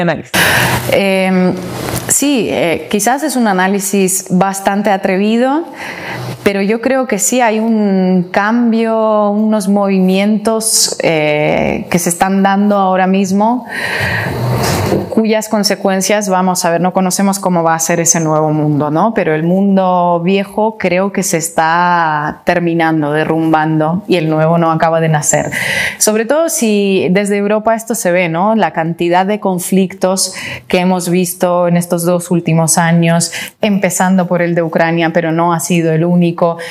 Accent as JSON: {"language": "Spanish", "country": "Russia", "said": "yo soy rusa"}